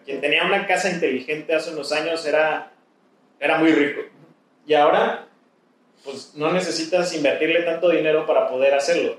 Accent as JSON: {"language": "Spanish", "country": "Mexico", "said": "como mexicanos"}